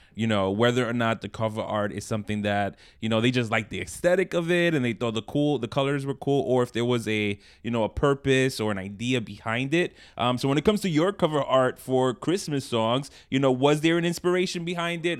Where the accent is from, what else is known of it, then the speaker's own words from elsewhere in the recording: New York, United States; in Brooklyn.